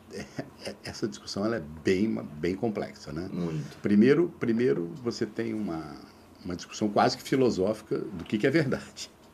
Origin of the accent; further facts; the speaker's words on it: Três Lagoas, Mato Grosso do Sul, Brazil; now in Rio de Janeiro, Brazil; quando eu saí de Três Lagoas, eu nunca tinha viajado